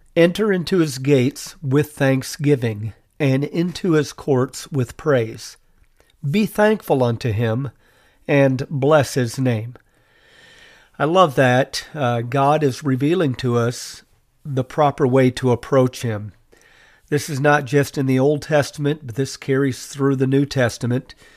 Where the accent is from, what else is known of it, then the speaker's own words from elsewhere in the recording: United States; as American citizens